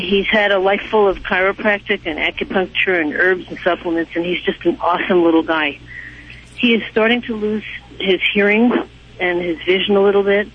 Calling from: New York City, New York, United States; I'm calling from New York City

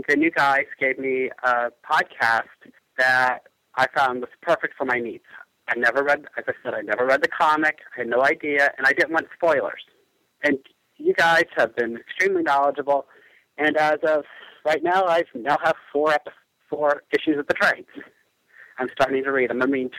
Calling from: Lawrence, Kansas, United States; I'm calling from Lawrence, Kansas.

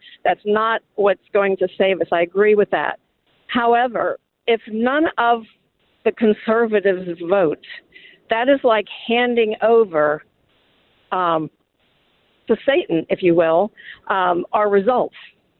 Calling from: Columbus, Ohio, United States; Yes, this is …. I'm calling from Columbus, Ohio, and I love your shows.

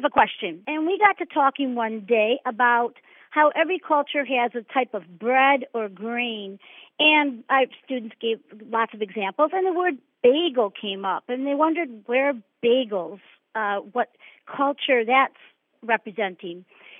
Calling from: East Grand Rapids, Michigan, United States; I am calling from East Grand Rapids, Michigan.

